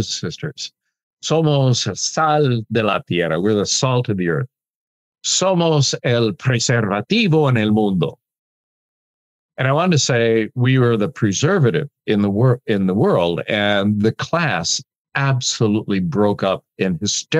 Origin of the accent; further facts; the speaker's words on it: Chicago, Illinois, United States; moved away; I'm a Chicago boy, and I've learned Spanish